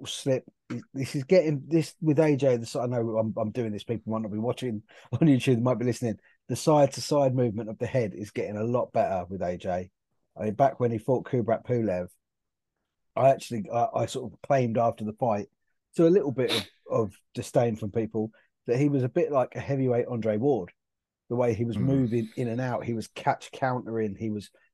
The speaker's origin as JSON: {"language": "English", "region": "South East England", "country": "United Kingdom", "said": "I'm from the southeast. I'm not Scottish"}